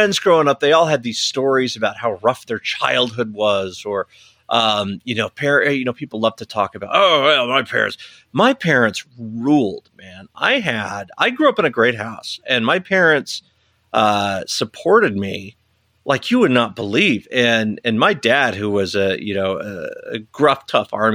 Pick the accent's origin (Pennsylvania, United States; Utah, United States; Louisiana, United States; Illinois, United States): Utah, United States; Salt Lake City; also born or lived in Taylorsville, Utah; being born and raised in Salt Lake